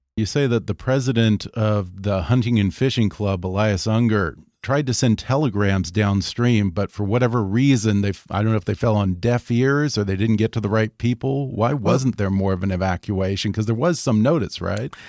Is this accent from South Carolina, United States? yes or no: no; Texas, United States; as a Texan